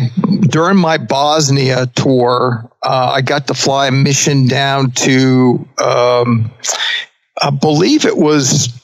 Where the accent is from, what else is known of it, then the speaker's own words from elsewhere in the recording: Northeast, United States; I got to hit a Dunkin' Donuts because we don't have a whole lot of them in Kentucky to begin with. I grew up with them in the Northeast.